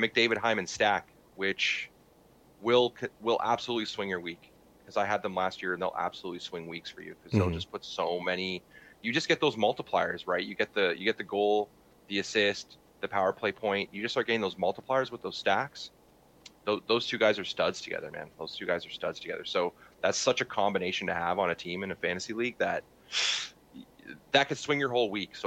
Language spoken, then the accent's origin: English; Canada; From our perspective as like Canadian watchers